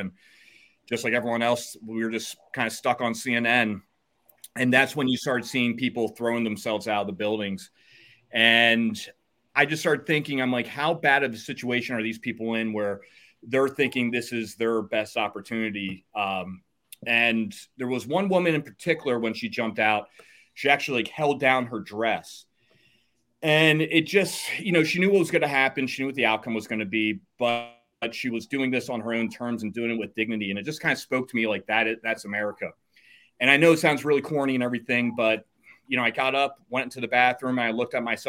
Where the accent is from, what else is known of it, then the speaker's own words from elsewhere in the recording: Doylestown, Pennsylvania, United States; I grew up in Doylestown, Pennsylvania